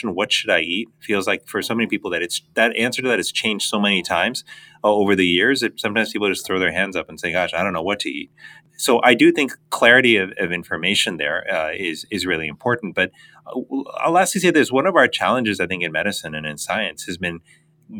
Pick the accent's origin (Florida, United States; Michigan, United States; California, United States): Florida, United States; Miami; They immigrated to the United States when I was three. I grew up in Miami, Florida